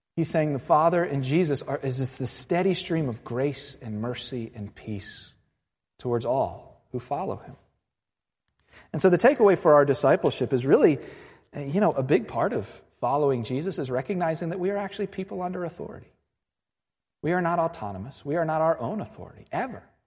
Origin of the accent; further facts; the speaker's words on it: Virginia Beach, Virginia, United States; I'm from Virginia Beach